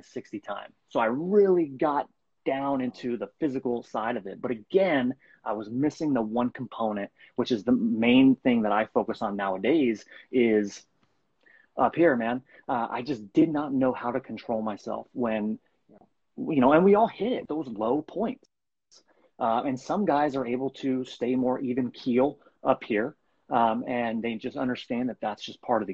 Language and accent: English; Bay Area, California, United States; I'm from California, from the Bay Area.